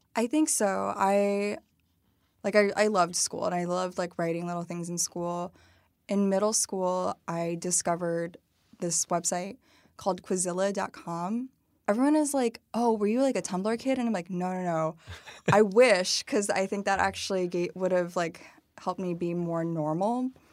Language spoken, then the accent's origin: English; Dunlap, Illinois, United States; moved away; also born or lived in Madison, Wisconsin / Peoria, Illinois; It's called the, the, the Village of Dunlap. It, like, used to be a farming village. Basically, it's now more of, like, a suburb of Peoria. Um, and I really grew up there, I think, from the age of seven through, like, high school